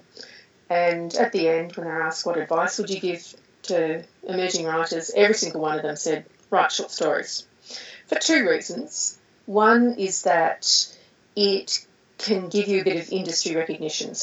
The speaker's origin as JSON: {"language": "English", "country": "Australia", "said": "I'm Australian"}